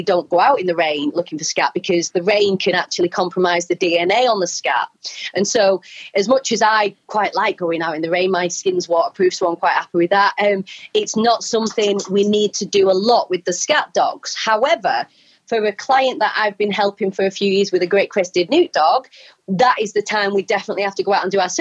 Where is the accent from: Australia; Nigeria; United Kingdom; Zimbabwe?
United Kingdom; Wigan, North West England; accent: Wigan; now in Wales, United Kingdom; my Wigan accent